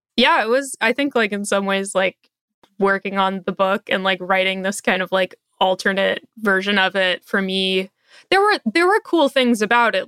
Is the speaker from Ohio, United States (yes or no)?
no; Portland, Oregon, United States; I live in Portland, Oregon, and, um, I grew up in Portland, but I grew up in the suburbs